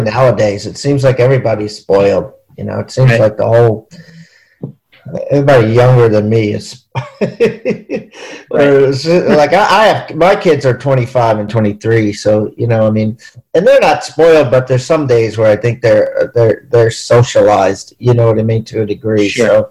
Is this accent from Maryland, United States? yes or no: yes; Maryland, United States; I'm from Maryland